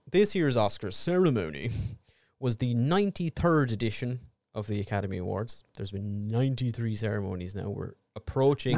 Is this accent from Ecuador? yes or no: no; Ireland; we are two Irish idiots